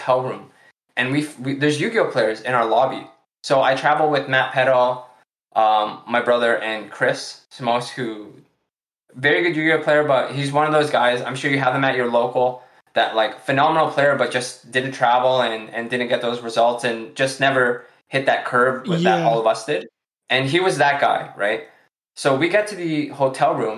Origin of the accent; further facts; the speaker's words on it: Canada; we're from Canada.